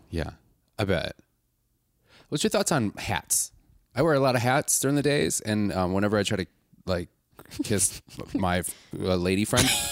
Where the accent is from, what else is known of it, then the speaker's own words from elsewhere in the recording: Milwaukee, Wisconsin, United States; I'm from Milwaukee, I'm from Wisconsin